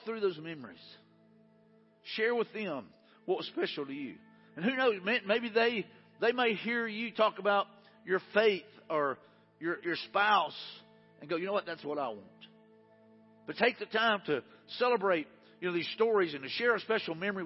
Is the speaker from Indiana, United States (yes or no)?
no; Mobile, Alabama, United States; also born or lived in Jackson, Alabama / Wagarville, Alabama; I was born in Jackson, Alabama, raised in, you know, Wagerville until the second grade. Then we moved to Mobile.